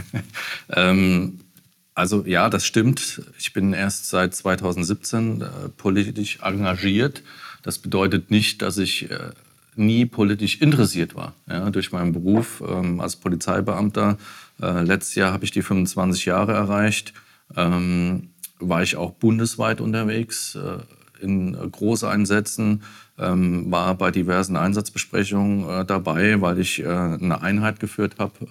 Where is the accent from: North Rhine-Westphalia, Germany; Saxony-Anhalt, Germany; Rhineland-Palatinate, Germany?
Rhineland-Palatinate, Germany; Bad Kreuznach; ich komme aus Bad Kreuznach. Äh, Winsenheim bin ich groß geworden. Ähm, habe zwischendurch auch in Bad Kreuznach gelebt und äh, wohne seit 2017 mit meiner Familie in Bosenheim.